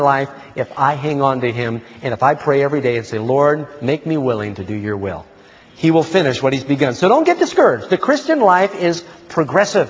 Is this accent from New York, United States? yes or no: yes; New York City, New York, United States; now in Northern California, United States; I grew up in New York City